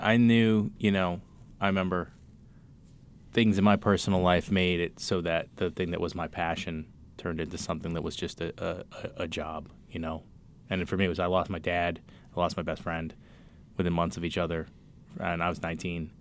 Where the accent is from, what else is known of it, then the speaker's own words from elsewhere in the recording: Cambridge, Massachusetts, United States; I'm from Cambridge